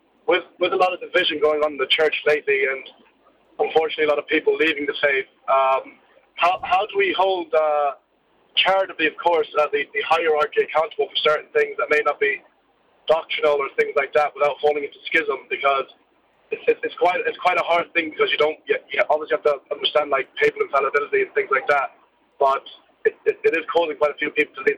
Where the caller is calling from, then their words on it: London, United Kingdom; I'm calling from London at the moment.